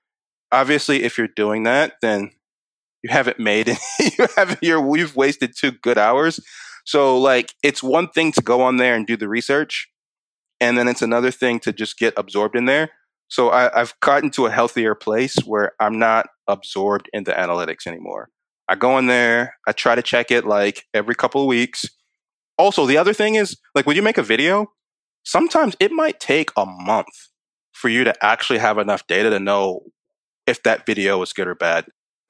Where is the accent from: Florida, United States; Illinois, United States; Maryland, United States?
Maryland, United States; also born or lived in Kansas / Hawaii; I was born in Kansas, but I wasn't there very long. I was there a couple of months, then was in Hawaii for a few years. So I actually remember Hawaii. And then came to Maryland after that.